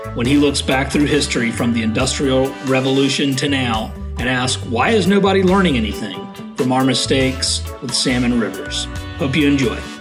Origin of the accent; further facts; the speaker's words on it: Savannah, Georgia, United States; also born or lived in Wyoming / Colorado; I grew up in Savannah